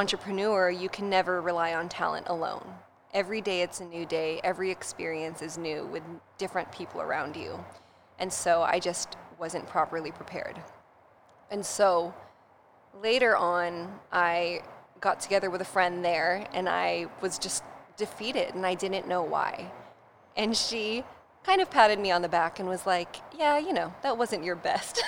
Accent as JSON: {"language": "English", "town": "Poway", "region": "California", "country": "United States", "tie": "born or raised there", "said": "I grew up in North San Diego in Poway"}